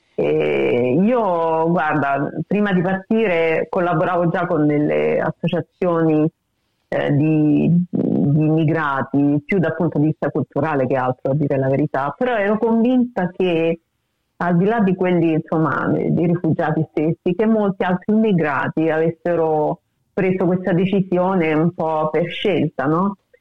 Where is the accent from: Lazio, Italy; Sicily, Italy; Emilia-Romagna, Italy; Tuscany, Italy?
Lazio, Italy; Rome; moved away as an adult; now in Australia; anche se sono di Roma, mi sento molto più meridionale che romana forse